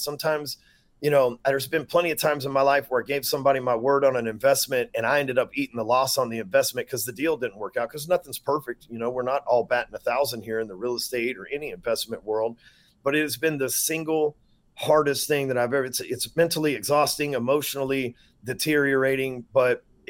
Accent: Texas, United States; I'm from Texas.

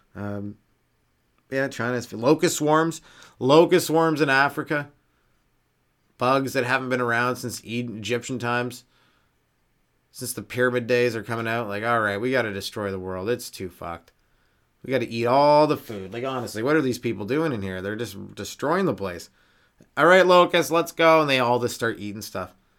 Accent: Canada; I'm Canadian

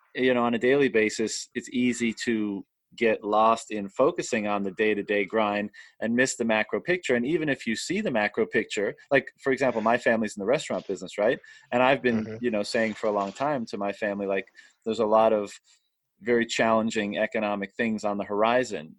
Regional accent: Canada; moved away as an adult; in my hometown, uh, yeah. and I've been living away for a long time, but I'm here now

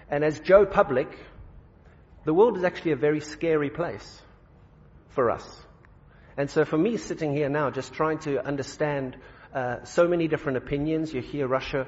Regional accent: South Africa; Can I sit here as a South African?

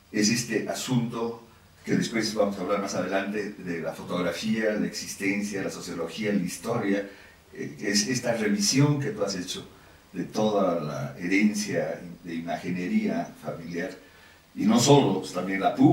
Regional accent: Bolivia; en un momento probablemente el más oscuro de los momentos que yo he podido vivir como boliviano.

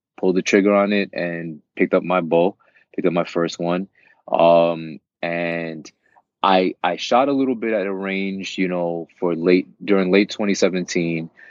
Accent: New York City, New York, United States; also born or lived in Queens; I am a New Yorker, born and raised, born and raised in Brooklyn, currently residing in Queens

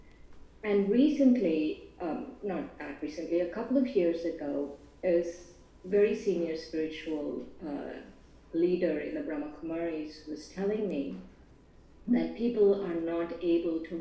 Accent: Hyderabad, Telangana, India; moved away; We are from Hyderabad, from Andhra Pradesh.

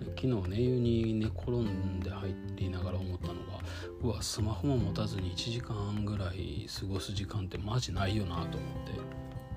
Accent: Kyoto, Japan; moved away; そもそも京都で生まれて京都で育って

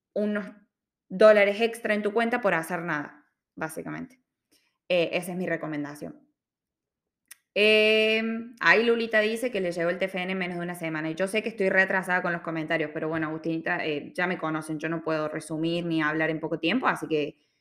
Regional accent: Córdoba, Argentina; moved away as an adult; also born or lived in Sydney, Australia; now in Melbourne, Australia; yo soy de Córdoba, Argentina

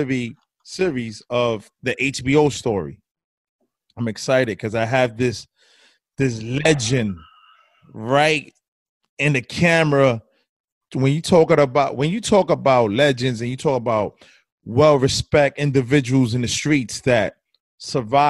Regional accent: New York City, New York, United States; I am from Bushwick, Brooklyn

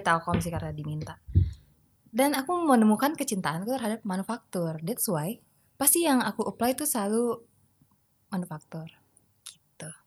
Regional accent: Medan, North Sumatra, Indonesia; moved away as an adult; also born or lived in Jakarta / Bandung; aku lahir di Jakarta, terus kita pindah ke Medan dari aku kelas satu SD

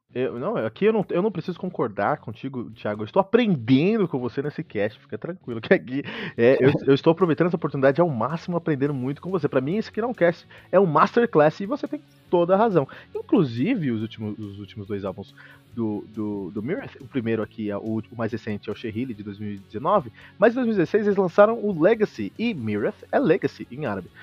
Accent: Osasco, São Paulo, Brazil; Mas eu e o Fernando, na real, que somos aqui da, da ZO, né, Fernando? Osasco

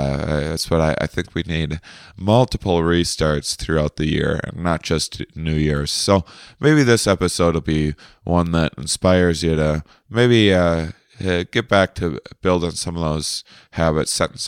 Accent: La Crosse, Wisconsin, United States; born or raised there

